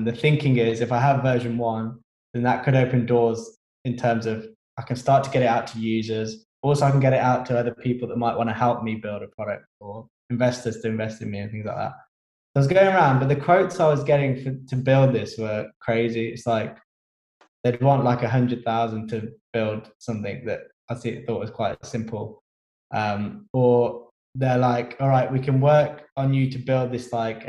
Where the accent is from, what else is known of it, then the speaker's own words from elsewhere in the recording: Birmingham, West Midlands, United Kingdom; moved away as an adult; now in London, United Kingdom; I'm actually from Birmingham originally.